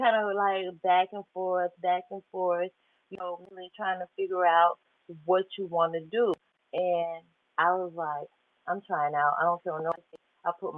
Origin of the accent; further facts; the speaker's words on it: United States; I grew up in Baton Rouge. So it's a little small country town right in Atlanta. It's 2.5 hours away from Atlanta